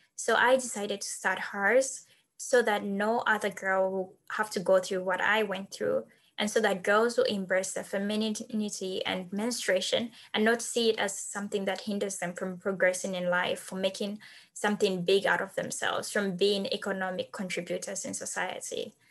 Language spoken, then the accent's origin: English; Zambia; moved away as an adult; also born or lived in Wisconsin, United States; now in United States; I'm from Zambia